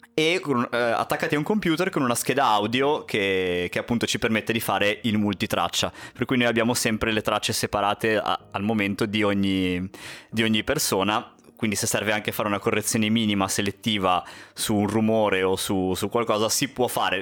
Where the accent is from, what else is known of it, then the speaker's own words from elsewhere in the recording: Genoa, Liguria, Italy; siamo di Genova